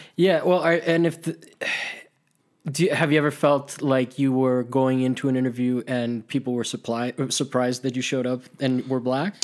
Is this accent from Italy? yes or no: yes; Italy; moved away; also born or lived in Miami; I grew up in Italy, and I grew up with, like, monuments to fascism